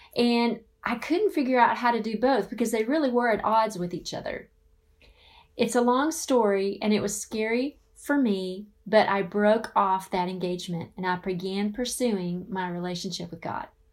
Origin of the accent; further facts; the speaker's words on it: the South, United States; now in Phoenix, United States; I grew up in the South